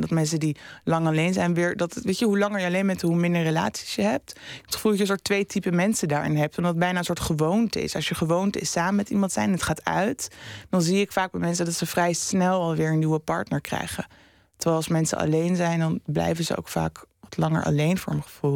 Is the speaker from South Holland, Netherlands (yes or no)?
no; Amsterdam, North Holland, Netherlands; Ik kom zelf uit Oost, Amsterdam Oost. En nu woon ik eh, vijf jaar in Noord